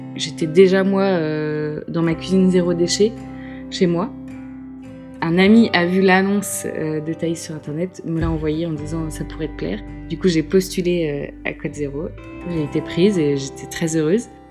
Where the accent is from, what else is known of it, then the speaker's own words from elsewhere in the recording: Brest, Brittany, France; also born or lived in Dinard; now in Lorient, France; Je suis natif de Brest, à côté de Brest. Je suis bretonne, j'ai toujours habité en Bretagne